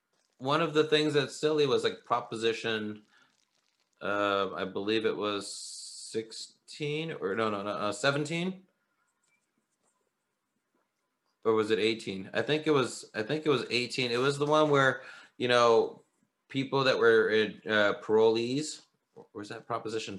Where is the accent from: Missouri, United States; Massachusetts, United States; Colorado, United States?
Missouri, United States; St. Louis; I'm from St. Louis